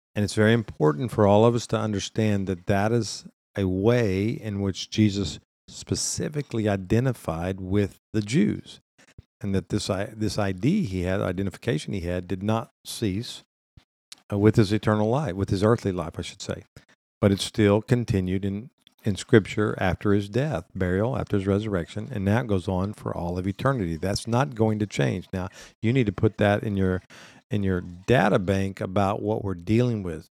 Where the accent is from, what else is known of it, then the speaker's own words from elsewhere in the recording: United States; we see this as Americans